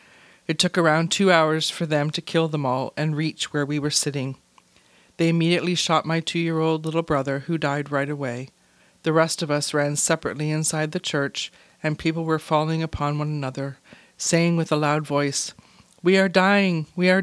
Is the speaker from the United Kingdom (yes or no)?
no; Rwanda